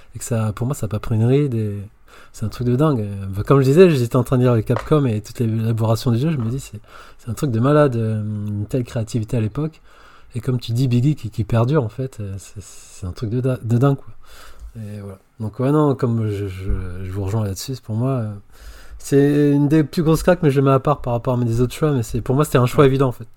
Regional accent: Paris, Île-de-France, France; je suis parisien de base. Donc, moi, j'allais dans les salles mythiques à Châtelet

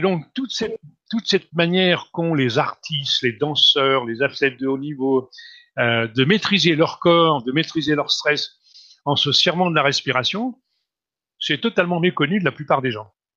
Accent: France; Je suis né en France, d'un père tchèque, d'une mère slovaque

